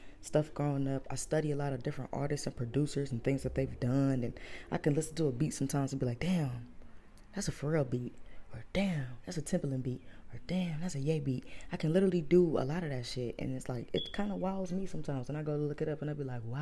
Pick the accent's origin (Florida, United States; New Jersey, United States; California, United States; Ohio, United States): Ohio, United States; Cleveland; I'm from Cleveland